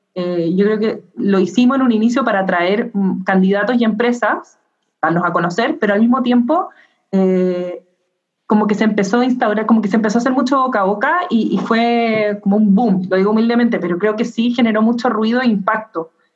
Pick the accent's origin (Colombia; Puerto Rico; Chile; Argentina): Chile; yo soy chilena